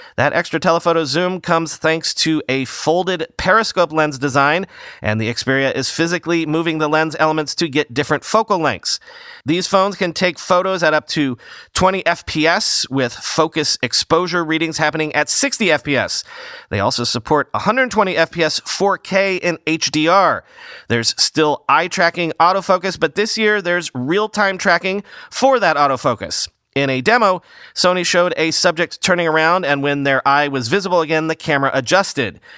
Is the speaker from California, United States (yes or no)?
no; New York, United States; as a New Yorker